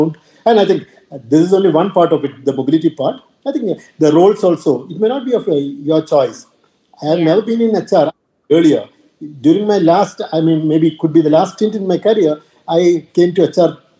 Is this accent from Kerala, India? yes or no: yes; Kerala, India; moved away as an adult; also born or lived in Delhi / Mumbai / Northeast India; I come from the South, specifically from Kerala